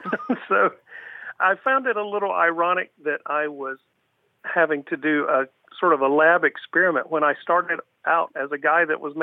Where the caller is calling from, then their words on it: Pinellas Park, Florida, United States; I'm calling from Pinellas Park, Florida, in the Tampa Bay region.